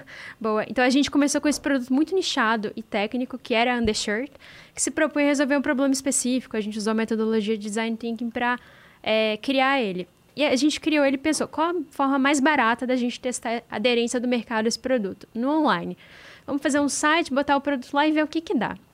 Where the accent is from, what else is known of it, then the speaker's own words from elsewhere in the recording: Juiz de Fora, Minas Gerais, Brazil; eu sou do interior de Minas é, de Juiz de Fora